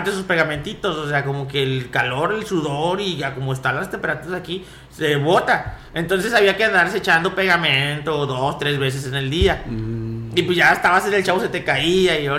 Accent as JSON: {"language": "Spanish", "town": "Ciudad Valles", "region": "San Luis Potosí", "country": "Mexico", "said": "Mi respeto, yo soy de aquí de Valles, ¿eh? Pero mis respetos, ¿eh? Aquí en Ciudad Valles hace un calor que."}